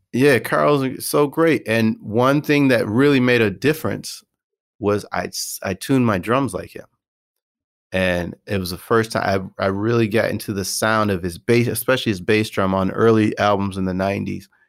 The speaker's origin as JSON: {"language": "English", "region": "Michigan", "country": "United States", "said": "I went to Western Michigan University. I'm from Michigan"}